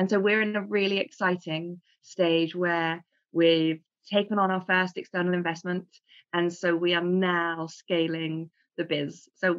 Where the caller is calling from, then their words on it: London, United Kingdom; I am in sunny London.